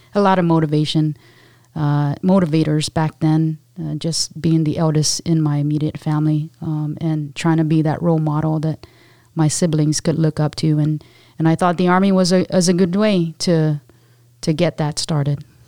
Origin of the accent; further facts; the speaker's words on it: Guam; moved away as an adult; a little, highly energetic, uh, Pacific Islander, um, on the island of Guam